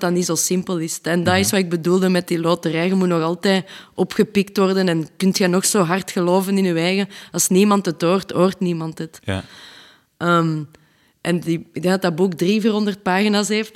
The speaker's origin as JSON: {"language": "Dutch", "town": "Leuven", "region": "Flanders", "country": "Belgium", "said": "we zijn een band van België uit Leuven"}